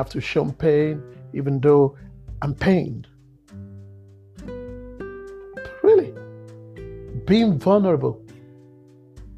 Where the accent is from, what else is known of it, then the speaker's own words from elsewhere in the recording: Nigeria; I'm an African. I'm a Nigerian. Growing up in Nigeria